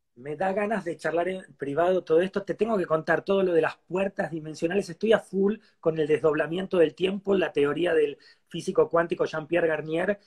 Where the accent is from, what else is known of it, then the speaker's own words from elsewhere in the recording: Argentina; yo soy argentino